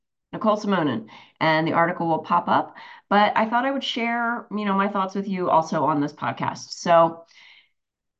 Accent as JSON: {"language": "English", "region": "New Jersey", "country": "United States", "said": "I'm from Jersey"}